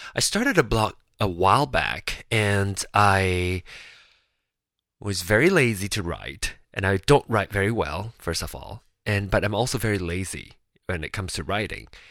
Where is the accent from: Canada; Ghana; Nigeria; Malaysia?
Malaysia; moved away as an adult; now in United States; I am a uh, Malaysian born Chinese. I was born in Malaysia and moved to America for school